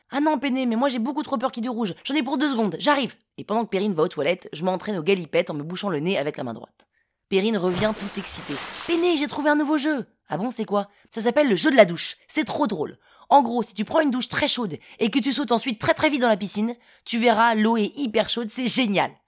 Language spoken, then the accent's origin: French; Paris, Île-de-France, France; also born or lived in London, United Kingdom; Parisienne, 35 ans